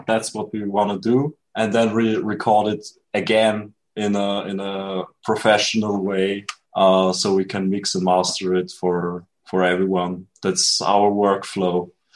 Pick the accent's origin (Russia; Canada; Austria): Austria; I'm from Austria